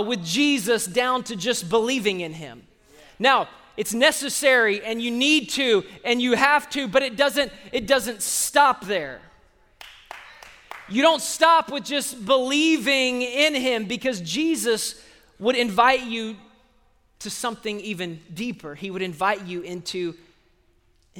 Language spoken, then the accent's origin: English; Austin, Texas, United States; people that I grew up with in Sunday school 30 years ago